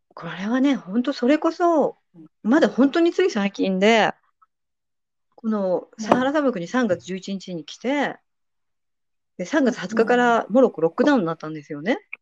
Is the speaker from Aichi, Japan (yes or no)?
yes; Nagoya, Aichi, Japan; moved away as an adult; now in Serbia; 私名古屋出身なんですけど